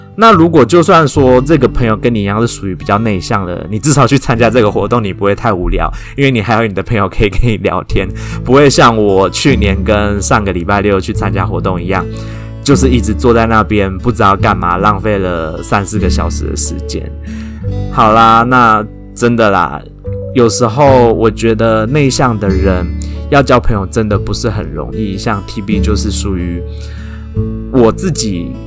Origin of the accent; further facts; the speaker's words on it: Taiwan; 我们台湾人跟亚，跟其他，呃，东亚国家的人长得， 虽然有， 有一点像